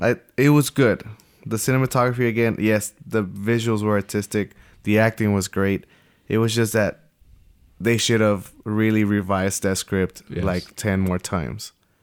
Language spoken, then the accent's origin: English; United States; I'm American.